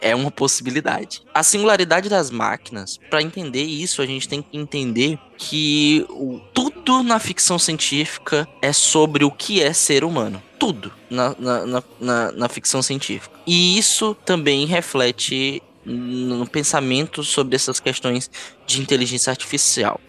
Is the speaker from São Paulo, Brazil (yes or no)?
no; Ceará, Brazil; eu sou nascido e criado aqui no Ceará